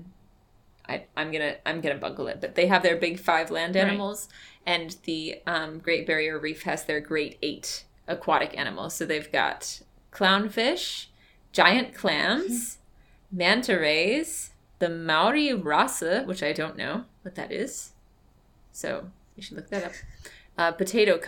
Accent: United States; I am an American

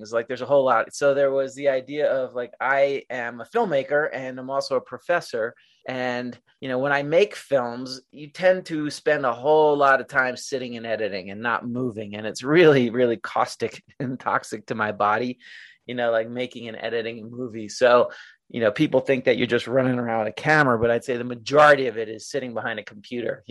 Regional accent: New York City, New York, United States; I moved back to my hometown, which was Little Neck, New York

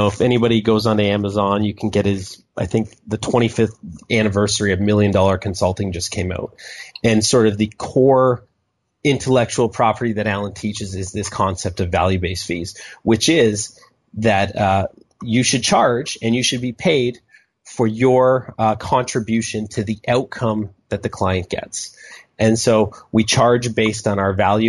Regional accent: Canada; I'm a Canadian

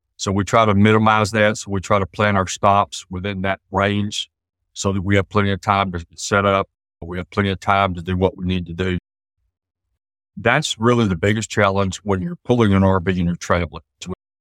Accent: East Texas, United States; We're both from East Texas. I spent most of my adult life in East Texas

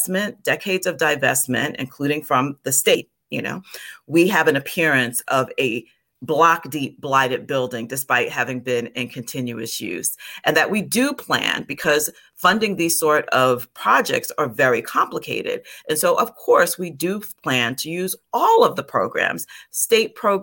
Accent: New York, United States; moved away as an adult; also born or lived in New Jersey; I'm from New York

